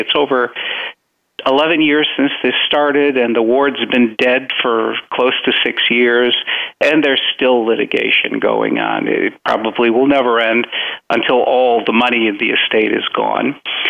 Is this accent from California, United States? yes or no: no; Chicago, Illinois, United States; now in Florida, United States; I'm originally Chicagoan. After we came to this country, we moved immediately to Chicago, and I have my roots in Chicago.